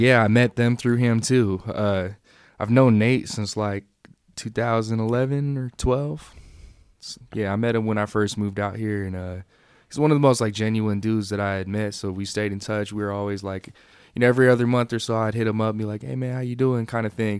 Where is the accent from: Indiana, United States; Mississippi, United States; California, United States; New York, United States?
California, United States; East Bay; moved away as an adult; also born or lived in San Jose, California; now in Reno, United States; I grew up out in the East Bay.